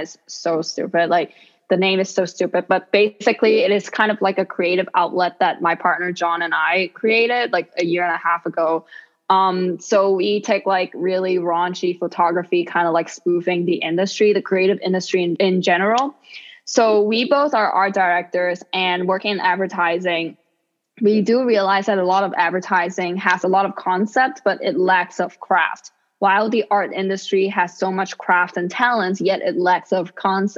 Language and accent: English; Hong Kong; English is a second language; also born or lived in New York City, United States; now in Florida, United States; me being from Hong Kong